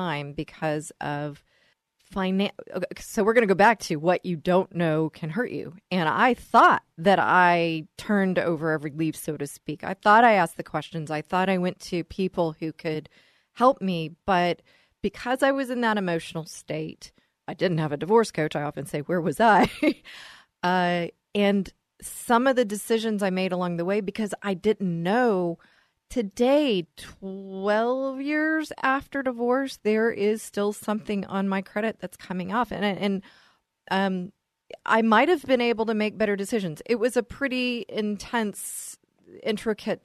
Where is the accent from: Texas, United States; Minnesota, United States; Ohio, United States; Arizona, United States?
Texas, United States; accent: Texas; my Texas accent